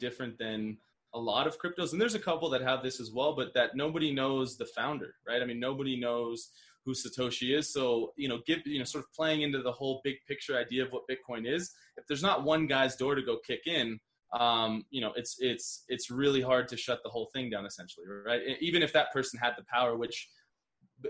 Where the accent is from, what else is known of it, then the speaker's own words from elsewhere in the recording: United States; now in Medellin, Colombia; us being American